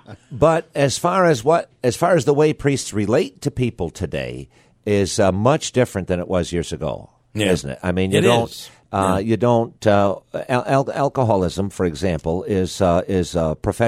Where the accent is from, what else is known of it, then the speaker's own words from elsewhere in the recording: New York, United States; Every county has, I'm from Broome County, went to school in Herkimer County. Mm-hmm. I lived in Oswego County as a priest.